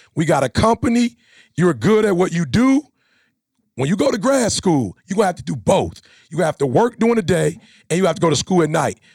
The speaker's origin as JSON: {"language": "English", "town": "Chicago", "region": "Illinois", "country": "United States", "said": "I'm from Chicago"}